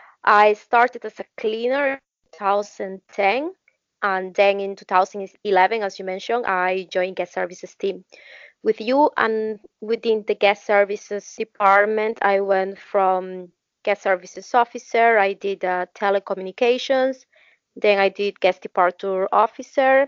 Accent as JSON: {"language": "English", "country": "Peru", "said": "I'm from Peru and work for Royal Caribbean International."}